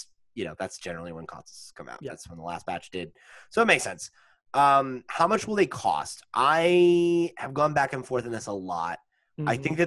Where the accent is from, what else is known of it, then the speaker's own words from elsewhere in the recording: United States; I'm an American.